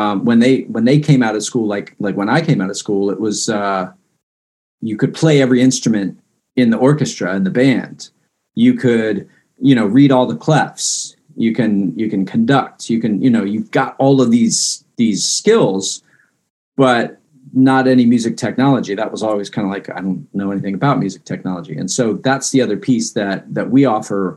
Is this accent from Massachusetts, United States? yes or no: no; Fairfax County, Northern Virginia, United States; I grew up in Northern Virginia and Fairfax County